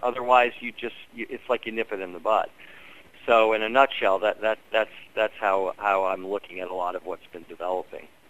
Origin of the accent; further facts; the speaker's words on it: Washington, District of Columbia, United States; Growing up in Washington D.C.